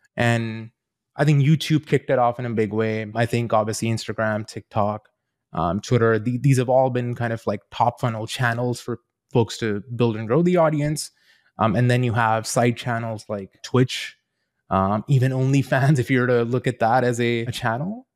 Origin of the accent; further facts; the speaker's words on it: Queenstown, Otago, New Zealand; also born or lived in India / Invercargill, New Zealand; I grew up in a very small town in New Zealand, a s, a town called Queenstown.